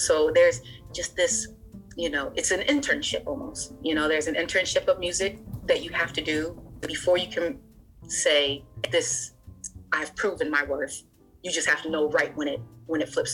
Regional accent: Ohio, United States; moved away as an adult; also born or lived in Hallowell, Maine; now in Portland, United States; I grew up in Ohio, even though I was born in Ohio

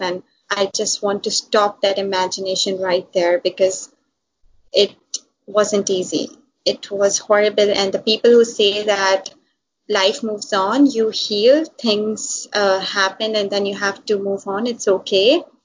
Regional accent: Hyderabad, Sindh, Pakistan; moved away as an adult; now in Karachi, Pakistan; I'm from Hyderabad, and then we moved to the cosmopolitan city of Karachi

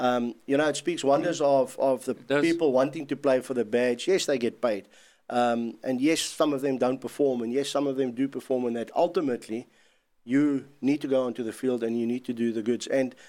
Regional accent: South Africa; as a South African

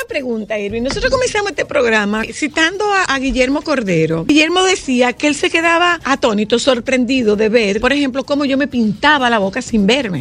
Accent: Dominican Republic; trabajo con un grupo de comunicaciones en mi país

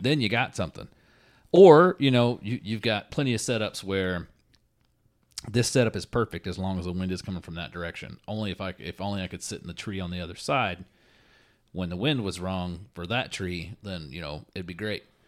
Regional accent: Florida, United States; I'm from Florida

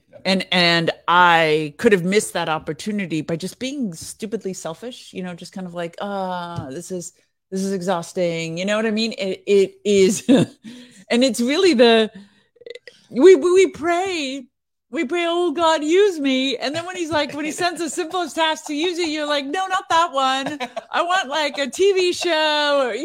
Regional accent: California, United States; yeah, I'm from Northern California. Northern California is so beautiful.

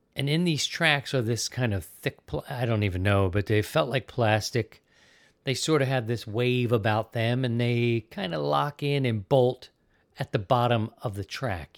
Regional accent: Baltimore, Maryland, United States; moved away as an adult; also born or lived in Philadelphia / Missouri; now in Sarasota, United States; I'm an East Coast kid, but I'm from Baltimore. I lived in Baltimore twenty-eight years

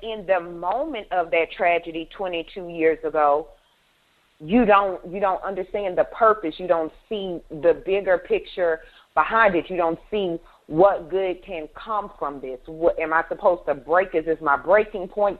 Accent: Baton Rouge, Louisiana, United States; I am from Baton Rouge, Louisiana

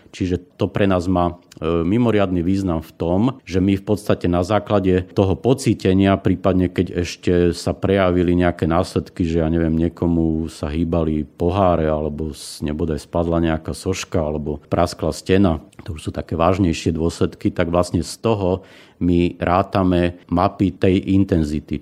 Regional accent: Svit, Prešov Region, Slovakia; Pochádzam z Tatier zo Svitu

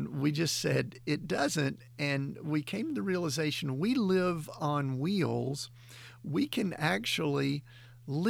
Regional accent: Atlanta, Georgia, United States; Glory and I grew up in the South. We grew up in the Atlanta area

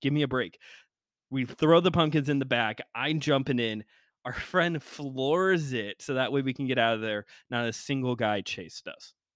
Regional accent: Chicago, Illinois, United States; I'm from Chicago land

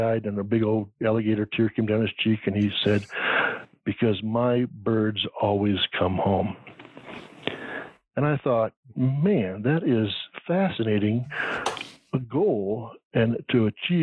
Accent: England, United Kingdom; now in United States; being English

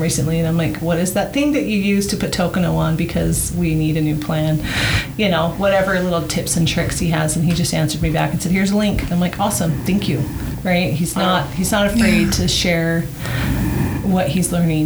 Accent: Canada; also born or lived in Colorado; now in Utah, United States; I'm from Canada

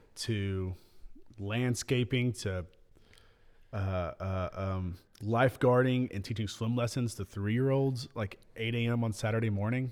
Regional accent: Middle Tennessee, United States; I'm from Middle Tennessee, born and raised, grew up in Middle Tennessee, been here eight years.

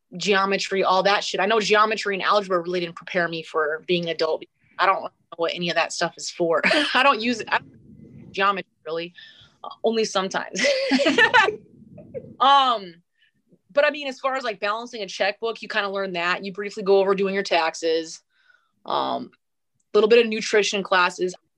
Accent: North Dakota, United States; moved away as an adult; now in Spokane, United States; I grew up in North Dakota

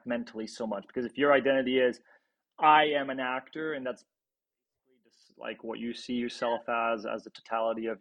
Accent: Belgium; now in Los Angeles, United States; I'm from Belgium originally.

